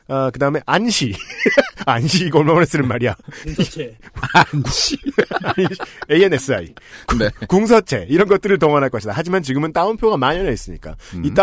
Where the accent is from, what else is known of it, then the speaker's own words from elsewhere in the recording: South Korea; 저도 한국 사람이고 늘 한국 뉴스 읽는지라 그런 내용인지는 알겠어요.